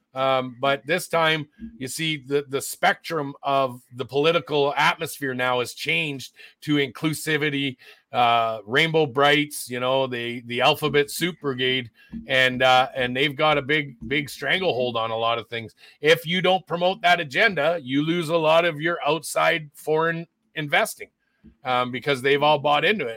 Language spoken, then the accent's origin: English; Canada; also born or lived in Alberta; as Canadian citizens